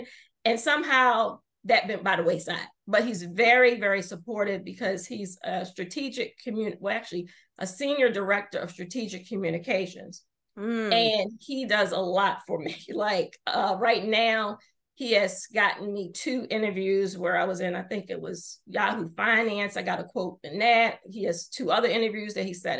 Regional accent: Baltimore, Maryland, United States; Baltimore, which is obviously my home town

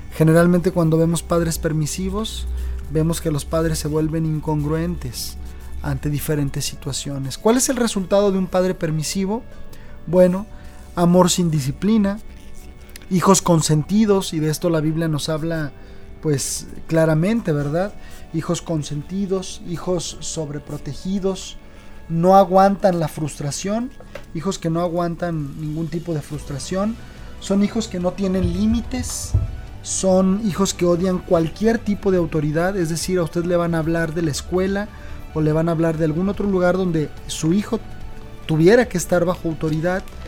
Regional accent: Mexico; nosotros como mexicanos

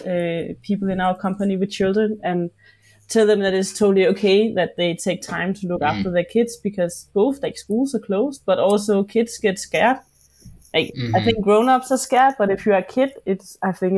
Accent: Jutland, Denmark; now in Copenhagen, Denmark; I'm based in Copenhagen, but I'm from Jutland

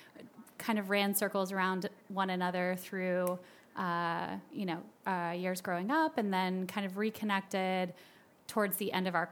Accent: Marietta, Georgia, United States; also born or lived in Boston; I was born in Boston, Massachusetts, and then spent most of my formative years in Marietta, Georgia. And that's actually where I grew up

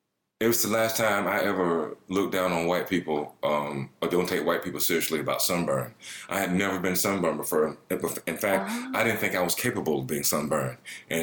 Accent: the South, United States; moved away; I'm from the South. You know, I grew up with, you know, murderous working class white people.

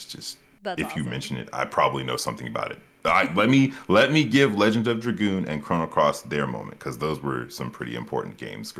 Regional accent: Dover, Delaware, United States; born there; also born or lived in South Carolina / Ohio / Texas; now in Georgia, United States; I was born in Delaware, Dover, Delaware, and my family's military. So I've been across the Eastern Seaboard. I've been to South Carolina, Ohio, Texas, and Georgia now is where I cu

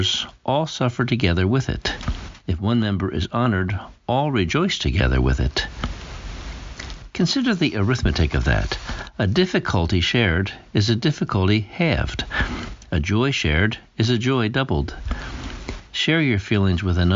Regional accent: Pennsylvania, United States; moved away; also born or lived in Massachusetts / Rhode Island / Maine; I grew up in Pennsylvania, the Keystone State

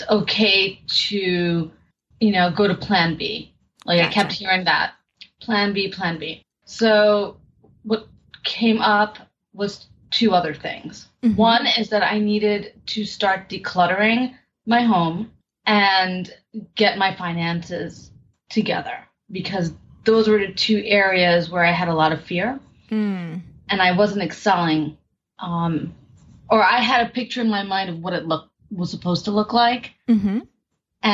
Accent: New York City, New York, United States; I am from New York City, born and raised

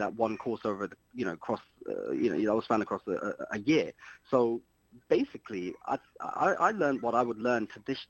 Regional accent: London, United Kingdom; moved away as an adult; also born or lived in Luton; But I am from West London. I grew up in West London

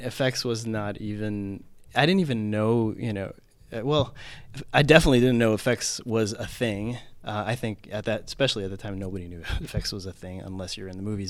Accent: Philippines; I grew up in the Philippines

